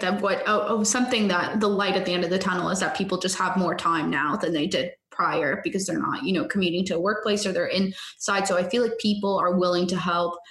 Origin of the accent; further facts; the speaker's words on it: Canada; I'm Canadian